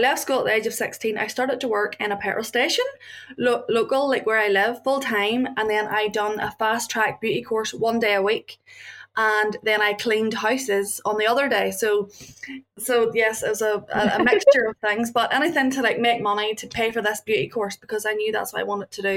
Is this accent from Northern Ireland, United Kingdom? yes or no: yes; Northern Ireland, United Kingdom; I came from Northern Ireland